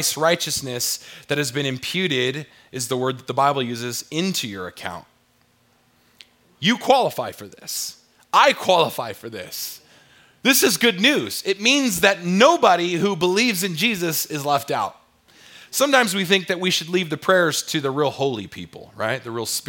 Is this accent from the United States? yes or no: yes; South Orange County, California, United States; we were growing up in South Orange County, California